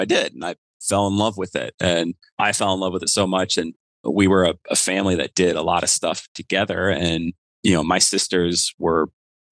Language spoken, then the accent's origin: English; Florida, United States; moved away as an adult; I grew up in Florida